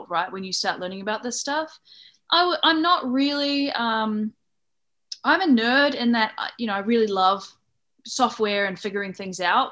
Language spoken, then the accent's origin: English; New Zealand; I'm from New Zealand, and that's why I talk like this.